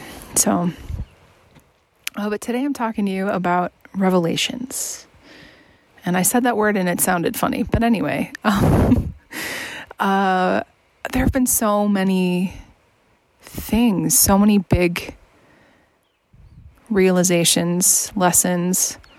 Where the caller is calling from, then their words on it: Washington, United States; Hey there, it's …, and I'm checking in from the Mount Adams Wilderness. I'm, oh gosh, I don't know, 20 miles away from Trout Lake, something like that.